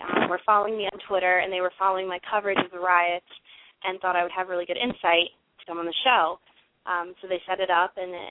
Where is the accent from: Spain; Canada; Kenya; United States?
United States; New York; I'm from New York, so that's a station that a lot of people I went to high school with and friends of the family, they listen to it